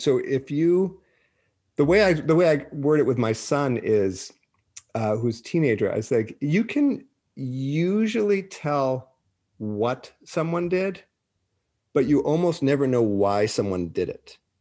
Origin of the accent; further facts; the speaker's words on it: Boston, Massachusetts, United States; moved away; also born or lived in Minnesota; I'm from Boston.